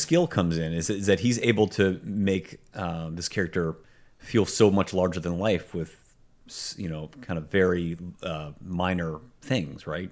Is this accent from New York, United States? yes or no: no; Pittsburgh, Pennsylvania, United States; It was made in my hometown